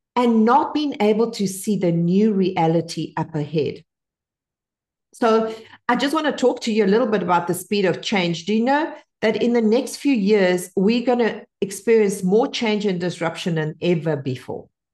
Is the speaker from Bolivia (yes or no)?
yes; Bolivia; English is a second language; now in United States; I only learned to speak English at ten because I was born in Bolivia